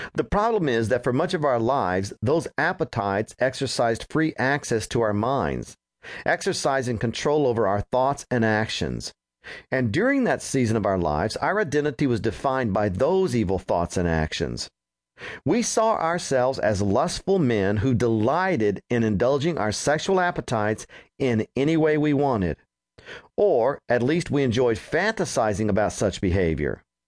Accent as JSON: {"language": "English", "town": "Roswell", "region": "New Mexico", "country": "United States", "tie": "born or raised there", "also_born_or_lived": "Texas", "moved": "as an adult", "said": "the home where I grew up in Roswell, New Mexico"}